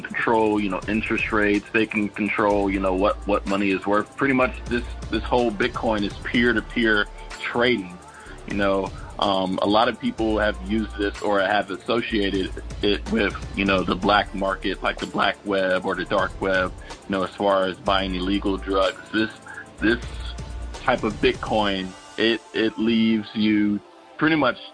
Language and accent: English; Charlotte, North Carolina, United States; I'm originally from Charlotte, North Carolina